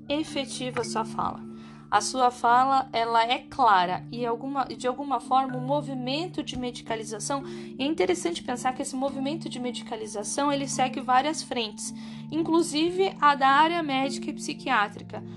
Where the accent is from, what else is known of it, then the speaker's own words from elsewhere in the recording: Brazil; Nós somos brasileiros